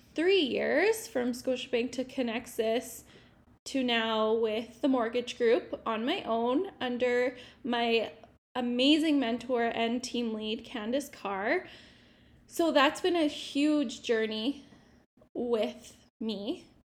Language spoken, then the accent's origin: English; Regina, Saskatchewan, Canada; also born or lived in Vancouver; I am also from Regina